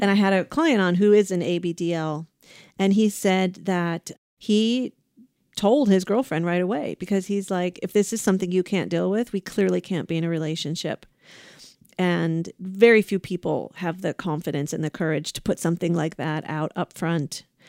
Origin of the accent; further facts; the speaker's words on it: Ohio, United States; now in California, United States; Ohio, my home state, Buckeyes